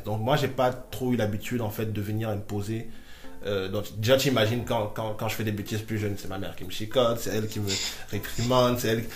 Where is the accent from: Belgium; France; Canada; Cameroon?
Cameroon; Ngaoundéré, Adamawa; moved away; j'ai grandi avec ma mère. Bon, je suis né en Gandéré